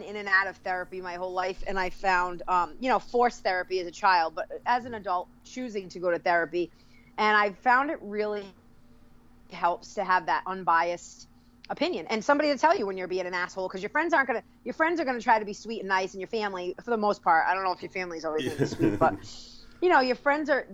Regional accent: New England, United States; I am born and raised in New England

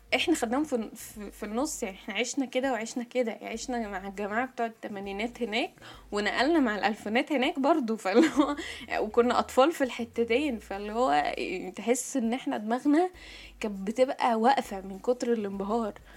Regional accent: Egypt; عندنا في مصر

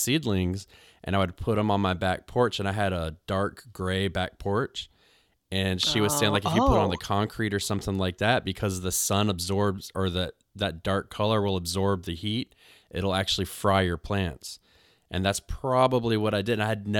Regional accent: North Carolina, United States; I moved back home to where I'm from North Carolina, and it goes from winter directly into summer sometimes.

